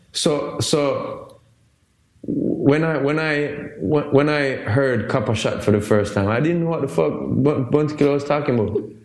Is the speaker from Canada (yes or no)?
no; Jamaica; I'm Jamaican.